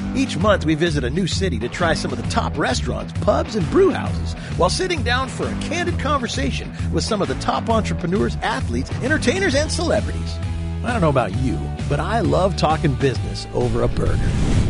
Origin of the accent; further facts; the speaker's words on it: Grants Pass, Oregon, United States; Today we're in beautiful Grants Pass, Oregon, my hometown